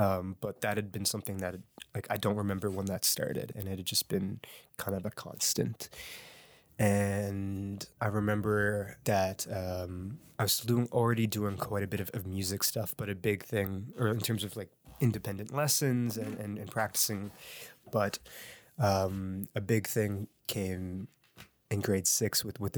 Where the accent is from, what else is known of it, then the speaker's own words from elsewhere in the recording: Halifax, Nova Scotia, Canada; Sure. I'm from Halifax, born and raised. My family still lives out in Clayton Park.